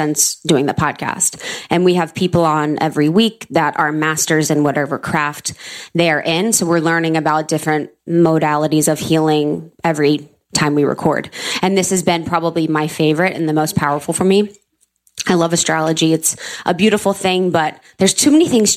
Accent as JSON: {"language": "English", "region": "Ohio", "country": "United States", "tie": "born or raised there", "also_born_or_lived": "New York", "moved": "yes", "said": "a scarcity mentality that I've had from growing up in Ohio"}